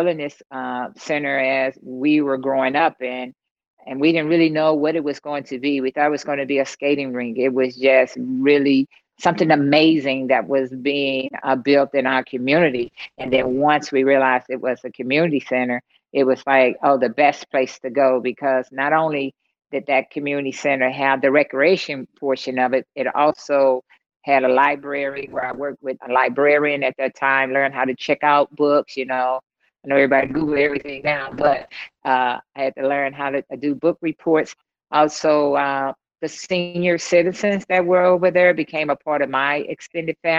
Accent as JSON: {"language": "English", "town": "East St. Louis", "region": "Illinois", "country": "United States", "tie": "born or raised there", "said": "growing up in East St. Louis, my hometown, had very young parents."}